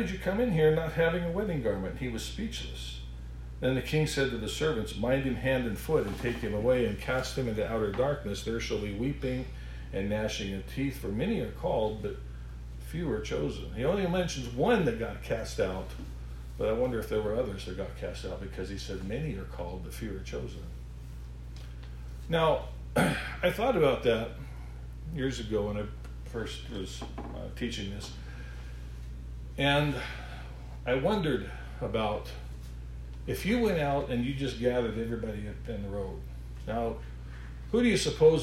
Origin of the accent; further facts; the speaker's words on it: Alaska, United States; so I grew up in Alaska